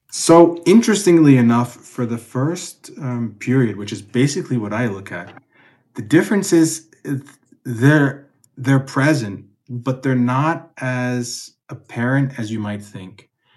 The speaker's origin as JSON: {"language": "English", "country": "United States", "moved": "as an adult", "lives_now": "Austria", "said": "an American myself living who had lived in Austria"}